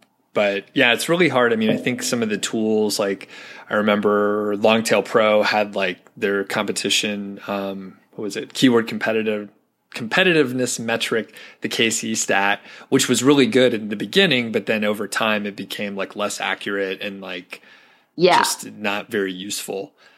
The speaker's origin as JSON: {"language": "English", "country": "United States", "said": "I'm an American"}